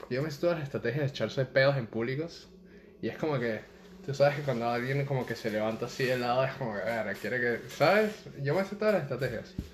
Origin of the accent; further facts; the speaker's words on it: Venezuela; now in Panama; cuando yo me mudé de Venezuela a Panamá, yo me hice, tipo, de mis mejores panas que hice en Panamá